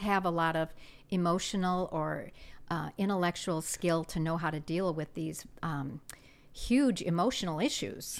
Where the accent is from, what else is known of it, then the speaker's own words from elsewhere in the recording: South Dakota, United States; moved away as an adult; I grew up in South Dakota in a small town, and, um, moved here right after graduating from high school